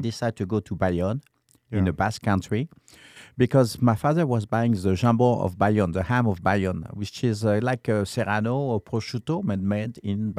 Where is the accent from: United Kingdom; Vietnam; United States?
Vietnam; Haiphong; born there; No, in Haiphong. I was born in Haiphong.